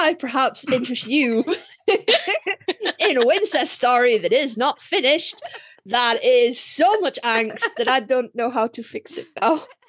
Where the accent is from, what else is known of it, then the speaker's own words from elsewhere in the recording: England, United Kingdom; I come from England